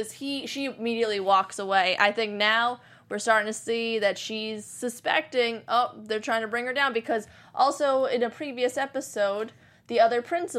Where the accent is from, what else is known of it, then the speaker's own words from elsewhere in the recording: New Jersey, United States; New Jersey.